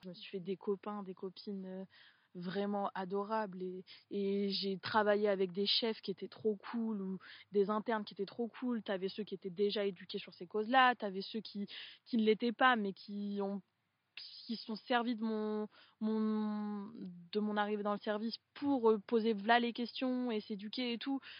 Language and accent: French; Poitiers, Nouvelle-Aquitaine, France; moved away as an adult; je, suis née à Poitiers, donc j'ai grandi aux trois cités.